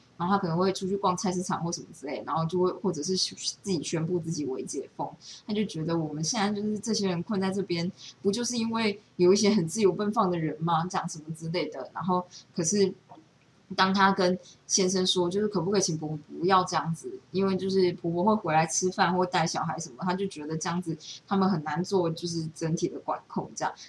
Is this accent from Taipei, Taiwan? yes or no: no; Taichung, Taiwan; 然后我就是跟我朋友聊了这件事，他就说他的朋友在台中，因为我们就是台中人嘛，所以就是他朋友在台中，他爸也都打不到疫苗